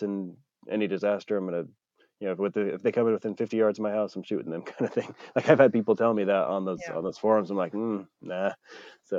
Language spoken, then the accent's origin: English; Idaho, United States; Growing up in Idaho, a lot of the stuff like shooting is part of the culture